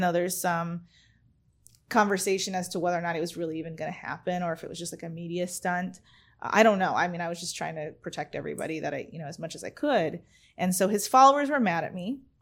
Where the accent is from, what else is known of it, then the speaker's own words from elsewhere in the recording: California, United States; moved away; also born or lived in Arizona; I'm from Arizona, originally from California. I moved, I was in Arizona for twenty-one years